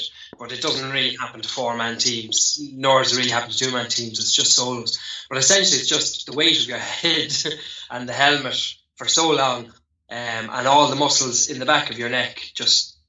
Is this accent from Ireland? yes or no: yes; Ireland; like most Irish lads, I would have came from a Gaelic football and hurling, soccer background